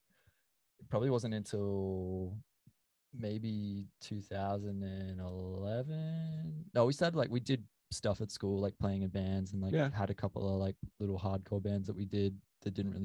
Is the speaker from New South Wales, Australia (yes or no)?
yes; Tweed Heads, New South Wales, Australia; also born or lived in Gold Coast; From Tweed Heads, Australia